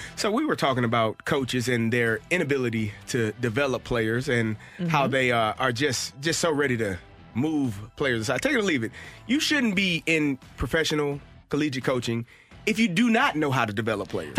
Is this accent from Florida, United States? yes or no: no; St. Louis, Missouri, United States; it was my hometown